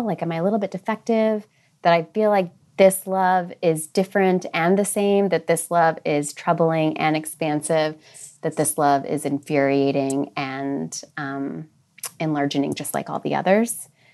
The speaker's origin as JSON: {"language": "English", "region": "American Midwest", "country": "United States", "tie": "born or raised there", "said": "I grew up in the American Midwest"}